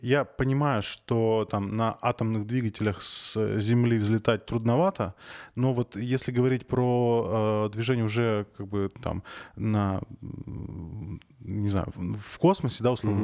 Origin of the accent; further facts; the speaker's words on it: Arkhangelsk Oblast, Russia; Я просто сам из Архангельской области